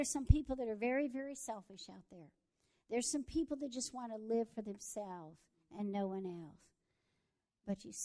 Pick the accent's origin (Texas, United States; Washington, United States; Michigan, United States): Texas, United States; I am a Texan